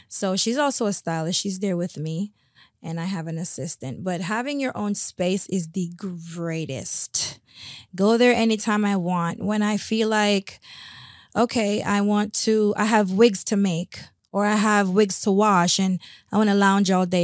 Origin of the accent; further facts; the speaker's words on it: West Palm Beach, Florida, United States; also born or lived in Spanish Town, Jamaica / Port Morant, Jamaica; I then came to West Palm Beach and grew up here for the last thirty-two years.